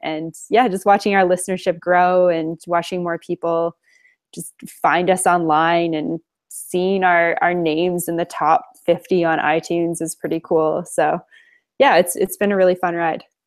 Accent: Alberta, Canada; I am Canadian. I'm from Alberta, Canada originally, and I just happen to be here right now

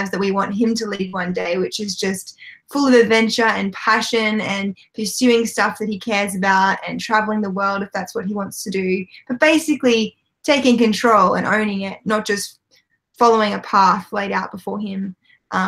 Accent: just north of Sydney, New South Wales, Australia; We born and bred in Australia, just north of Sydney

